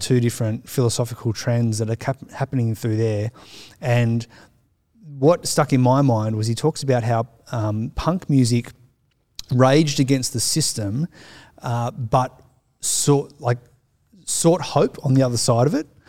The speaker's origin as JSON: {"language": "English", "town": "Sydney", "region": "New South Wales", "country": "Australia", "tie": "born or raised there", "said": "growing up in the Sutherland Shire, which is suburbia"}